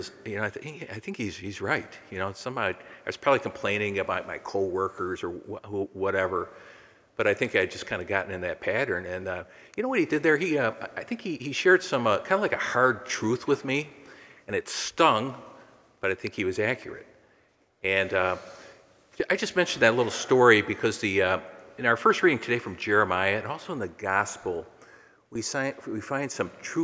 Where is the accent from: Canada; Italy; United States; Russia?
United States; McHenry, Illinois; I grew up in McHenry